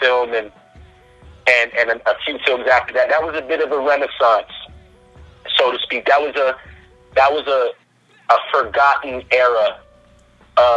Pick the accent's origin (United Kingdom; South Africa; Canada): Canada; accent: Canadian; my Canadian accent would crack a bit